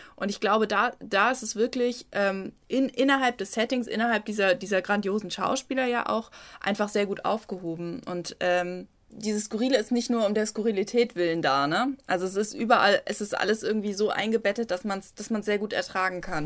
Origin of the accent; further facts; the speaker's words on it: Germany; als Deutsche